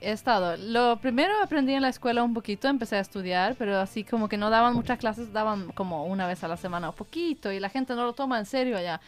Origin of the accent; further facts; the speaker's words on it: Sweden; Spanish is a second language; De Suecia soy